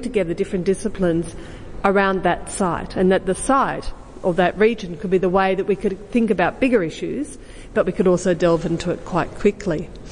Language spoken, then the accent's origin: English; Western District, Victoria, Australia; I was born in the Western District